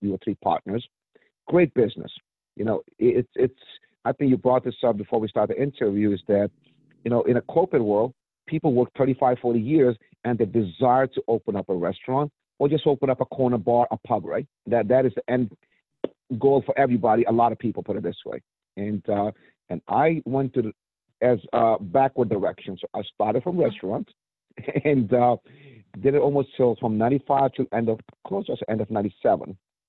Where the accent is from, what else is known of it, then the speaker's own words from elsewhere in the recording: New York, United States; So, yes, I came from New York back in 95 when I moved to Maryland, from New York to Maryland back in 95 when I was young.